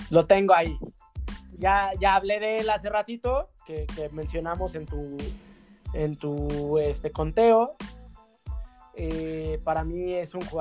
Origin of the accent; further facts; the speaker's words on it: Mexico; somos los mexicanos